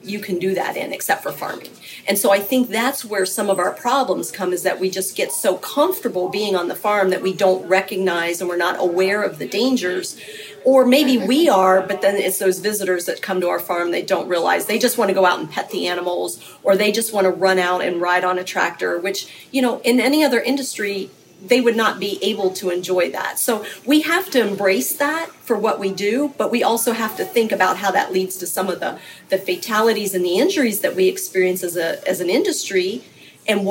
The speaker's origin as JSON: {"language": "English", "area": "Tuscarawas County", "region": "Ohio", "country": "United States", "tie": "born or raised there", "also_born_or_lived": "Fairfield County, Ohio", "said": "I grew up in Tuscarawas County"}